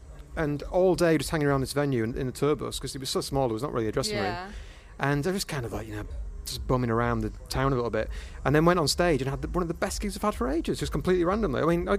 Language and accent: English; Bradford, Yorkshire and the Humber, United Kingdom; now in Glasgow, United Kingdom; I grew up in Bradford in West Yorkshire.